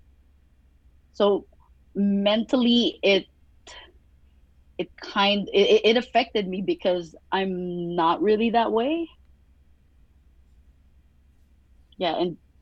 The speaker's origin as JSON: {"language": "English", "country": "Philippines", "tie": "born or raised there", "moved": "yes", "said": "growing up in the Philippines"}